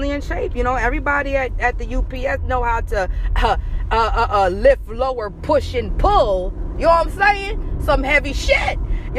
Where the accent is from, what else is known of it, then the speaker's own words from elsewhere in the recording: New York, United States; I'm still in my home state of New York